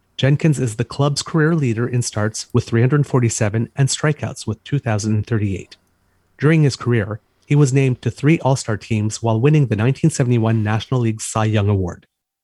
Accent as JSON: {"language": "English", "region": "Saskatchewan", "country": "Canada", "said": "it's kind of fitting that I'm from Saskatchewan and that Gordie would be very proud of me breaking the record tonight, being a small-town farm boy from Saskatchewan."}